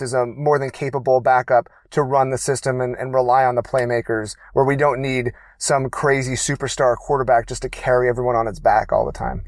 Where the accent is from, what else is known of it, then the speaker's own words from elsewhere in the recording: Baltimore, Maryland, United States; now in California, United States; I was born in Baltimore, Maryland